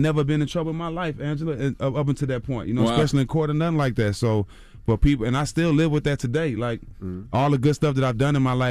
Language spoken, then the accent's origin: English; Port Arthur, Texas, United States; My life was really in danger, mm-hmm. you know, growing up in Port Arthur, Texas.